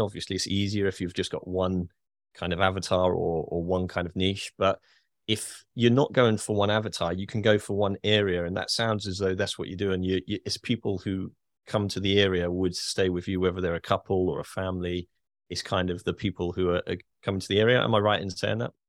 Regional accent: United Kingdom; as a Brit

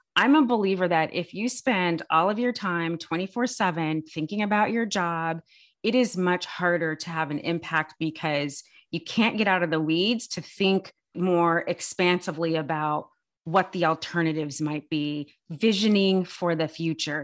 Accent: California, United States; I'm born and raised in California

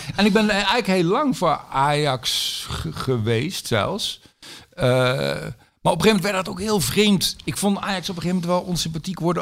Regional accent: Zijtaart, North Brabant, Netherlands; also born or lived in Oegstgeest, South Holland; Ik ben geboren in Oesgeest in Zuid-Holland. Oh, ja. En toen kwam ik, toen ik ja, eh, op de lagere school, eerste klas lagere school, nee, tweede klas lagere school, zo, toen kwam ik in Zijtaart, klein dorpje

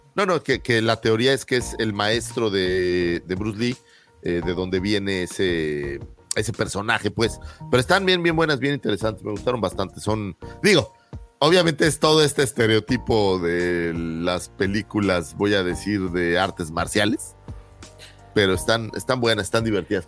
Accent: Mexico City, Mexico; los que somos aquí chilangos

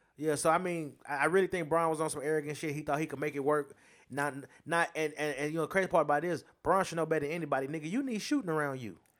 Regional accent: United States; I'm American

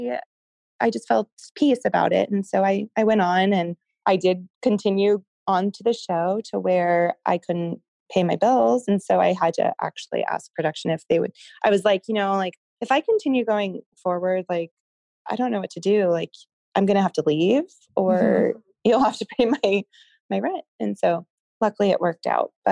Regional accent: Denver, Colorado, United States; moved away as an adult; also born or lived in California; I grew up in Denver, but I left Denver right out of high school to go to California for school

